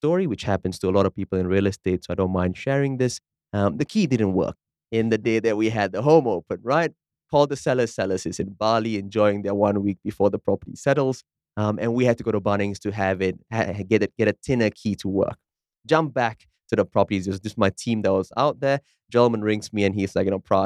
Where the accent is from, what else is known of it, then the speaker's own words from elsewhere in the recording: Malaysia; now in Perth, Australia; I come from Malaysia